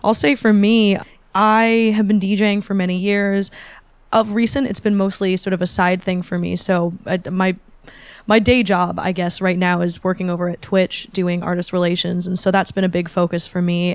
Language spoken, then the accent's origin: English; Bay Area, California, United States; born or raised there; also born or lived in Shanghai